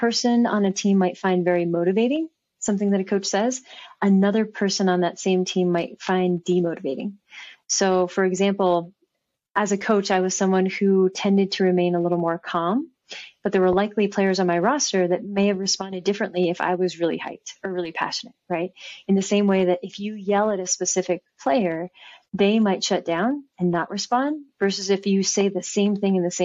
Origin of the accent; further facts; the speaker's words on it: Bay Area, California, United States; I grew up in the Bay Area